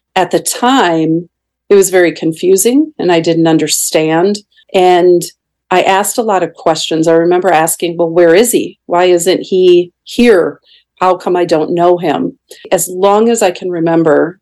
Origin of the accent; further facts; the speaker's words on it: southern Minnesota, United States; I was raised the oldest of 3 daughters from southern Minnesota.